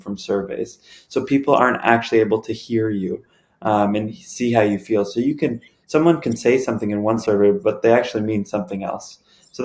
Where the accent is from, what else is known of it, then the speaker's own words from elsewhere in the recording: Toronto, Ontario, Canada; born and raised in Toronto